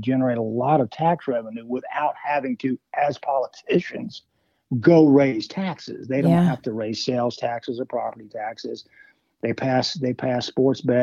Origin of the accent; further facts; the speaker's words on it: Louisiana, United States; moved away; also born or lived in Tulsa, Oklahoma / Nevada; I grew up in Louisiana where the Marcello crime family was, you know, dominant